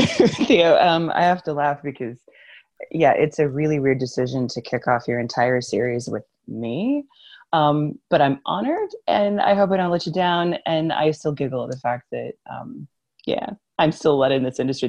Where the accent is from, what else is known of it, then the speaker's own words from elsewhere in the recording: United States; moved away; it's Especially funny being an American, yeah, who doesn't live there